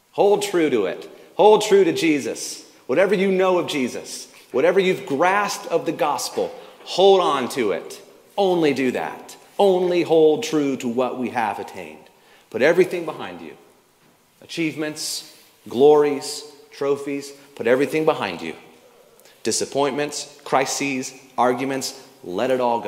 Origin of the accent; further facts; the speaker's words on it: the South, United States; I grew up in the South